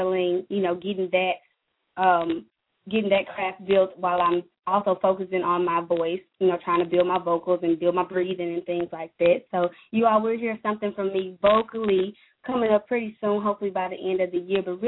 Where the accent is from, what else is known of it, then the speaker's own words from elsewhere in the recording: Memphis, Tennessee, United States; I'm from Memphis, Tennessee. I'm a country girl